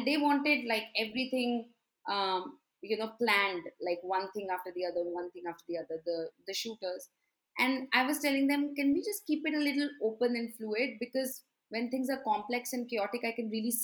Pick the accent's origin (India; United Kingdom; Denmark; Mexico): India; Delhi; moved away as an adult; now in Bangalore, India; I have been living in Bangalore for the last 14 years, but I'm originally from Delhi